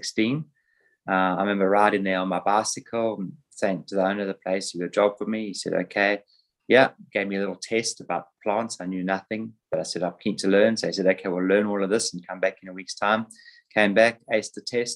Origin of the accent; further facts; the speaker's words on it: Johannesburg, Gauteng, South Africa; moved away as an adult; also born or lived in Cape Town, South Africa; now in Sydney, Australia; I grew up in Johannesburg, South Africa, and then I went to university in Cape Town